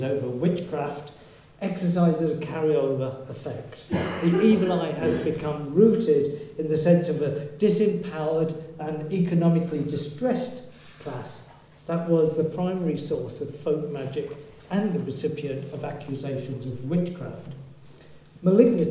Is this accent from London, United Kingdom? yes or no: no; Yorkshire and the Humber, United Kingdom; you can tell I come from Yorkshire